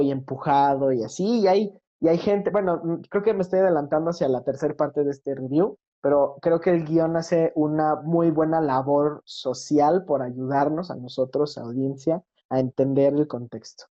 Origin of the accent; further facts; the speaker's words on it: Mexico; yo como mexicano